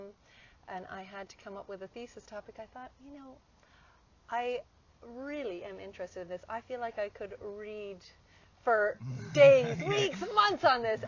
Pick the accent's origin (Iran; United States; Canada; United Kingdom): Canada; moved away; I guess I'm Canadian originally, and I was working in Canada